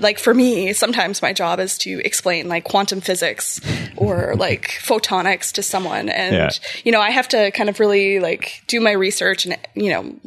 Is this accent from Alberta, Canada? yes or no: no; Saskatoon, Saskatchewan, Canada; first language English; moved away as an adult; also born or lived in Montreal; now in Ottawa, Canada; I grew up in Saskatoon.